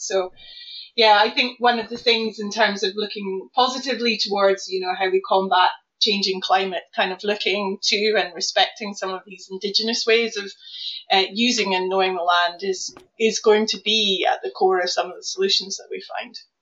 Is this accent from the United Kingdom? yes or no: yes; South Lanarkshire, Scotland, United Kingdom; now in Norwich, United Kingdom; I grew up near an uh, old Devonian volcano called Tinto, Tinto Hill in South Lanarkshire